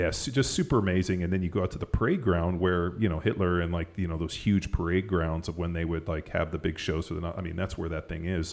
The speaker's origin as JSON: {"language": "English", "region": "Southern California", "country": "United States", "tie": "born or raised there", "moved": "yes", "lives_now": "Texas, United States", "said": "growing up in Southern California, skiing at Mammoth"}